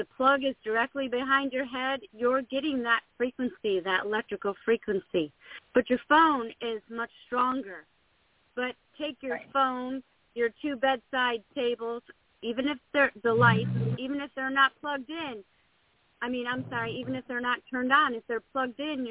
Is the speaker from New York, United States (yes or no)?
yes; Buffalo, New York, United States; now in Texas, United States; I grew up in Buffalo, New York